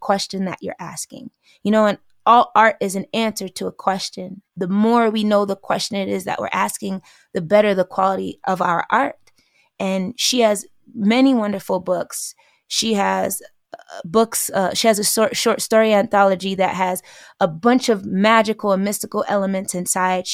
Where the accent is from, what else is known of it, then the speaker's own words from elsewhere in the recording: New York, United States; I'm from New York